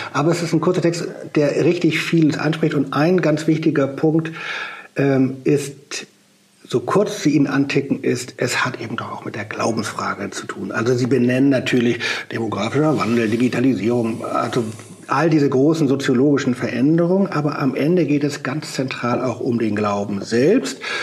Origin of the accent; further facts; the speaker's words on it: Germany; bei uns in Deutschland